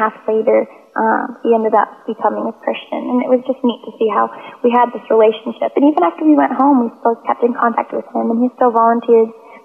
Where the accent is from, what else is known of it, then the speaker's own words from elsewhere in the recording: Georgia, United States; I'm from Georgia in the States